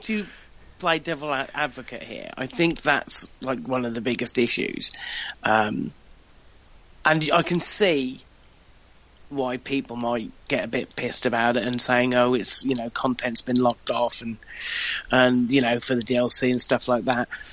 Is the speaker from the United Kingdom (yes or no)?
yes; United Kingdom; I'm British